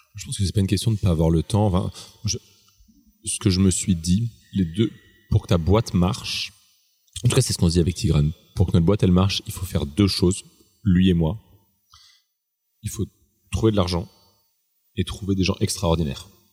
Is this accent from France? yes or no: yes; Strasbourg, Grand Est, France; moved away; je suis alsacien, je viens de Strasbourg, qui est une ville où la bouffe est très importante.